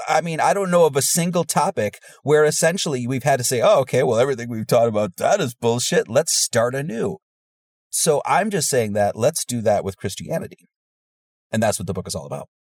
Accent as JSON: {"language": "English", "region": "Wisconsin", "country": "United States", "tie": "born or raised there", "also_born_or_lived": "Hawaii", "moved": "as an adult", "said": "I grew up in the Bible Belt in Wisconsin"}